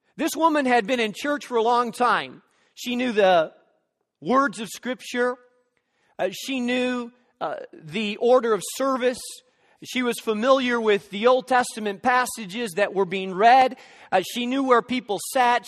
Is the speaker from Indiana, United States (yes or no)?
yes; Gary, Indiana, United States; now in Chicago, United States; I was born in Methodist Hospital in downtown Gary.